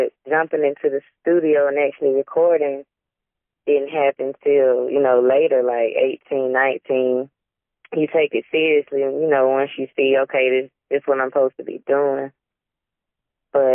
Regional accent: Midway, Georgia, United States; I'm from Midway, Georgia. The Backwoodz. I'm out here in the country, man.

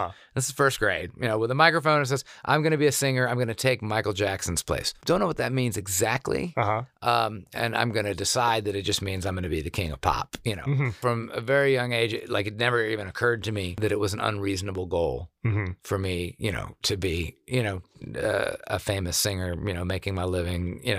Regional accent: South Korea; But also growing up in Korea, especially, that was like elementary school for me.

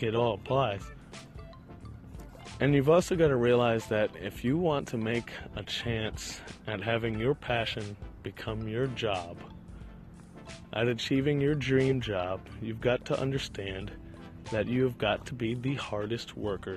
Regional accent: Richmond, Virginia, United States; I am walking around a park right now in beautiful Richmond, Virginia, my hometown

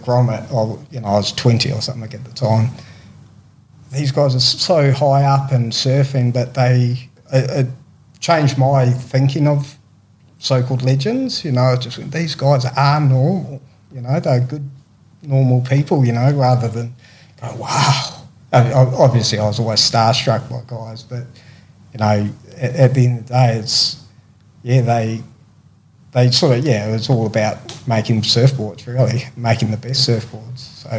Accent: Christchurch, South Island, New Zealand; moved away; I'm from the South Island of New Zealand

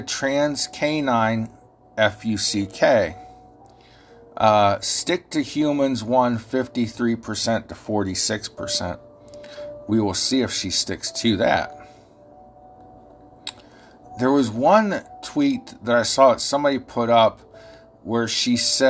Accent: Ohio, United States; accent: Ohio; I know my Ohio accent confuses y'all sometimes

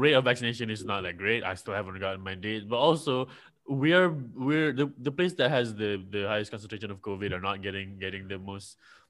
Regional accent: Malaysia; I am from Malaysia.

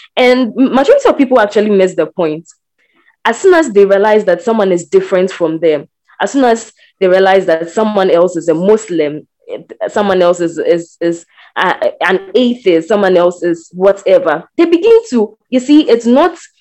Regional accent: Ghana; I am a Ghanaian.

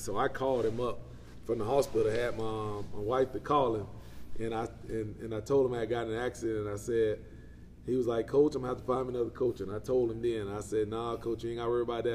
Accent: Quitman, Georgia, United States; also born or lived in Lowndes County, Georgia; I'm from Brooks County here. Um, born and raised right here in Quitman, Georgia

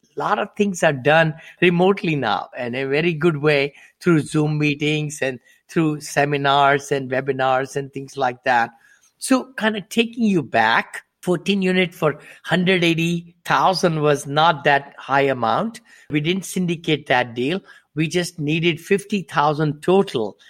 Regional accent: India; moved away as an adult; also born or lived in Ohio, United States; now in Danville, United States; I'm from India originally. I came to this country with seven dollars in my pocket

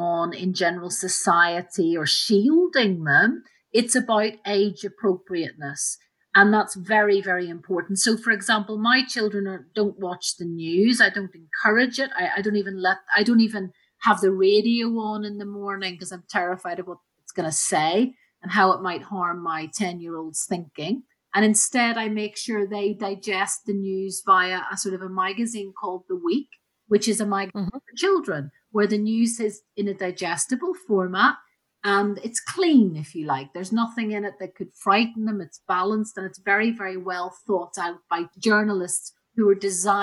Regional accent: Belfast, Northern Ireland, United Kingdom; I grew up in Belfast in Northern Ireland, as I'm sure you can tell from my accent

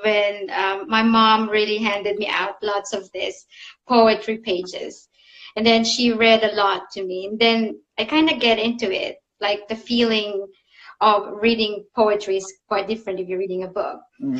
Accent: Philippines; now in Zurich, Switzerland; I'm originally from the Philippines, but I moved quite a lot around the globe, and now I found my second home in Zurich in Switzerland. So I've been living here now for 10 years.

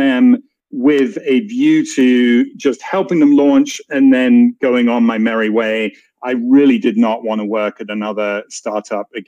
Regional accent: England, United Kingdom; moved away as an adult; also born or lived in San Francisco; you can tell from my accent, I am not American. I am from England.

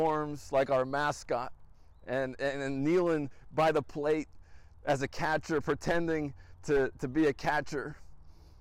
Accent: Wilmington, Delaware, United States; we are back in my hometown of Wilmington, Delaware

